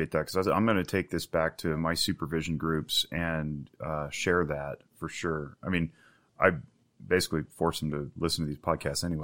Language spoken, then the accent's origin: English; Winnemucca, Nevada, United States; I grew up in Winnemucca.